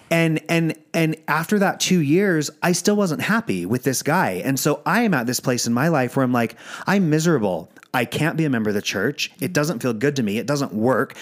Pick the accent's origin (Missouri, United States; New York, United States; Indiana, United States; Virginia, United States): Virginia, United States; I grew up in Virginia.